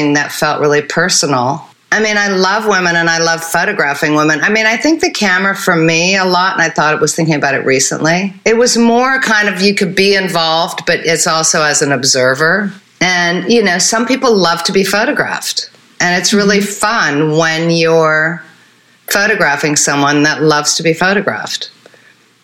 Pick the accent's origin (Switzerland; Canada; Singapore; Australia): Switzerland; I grew up in Switzerland.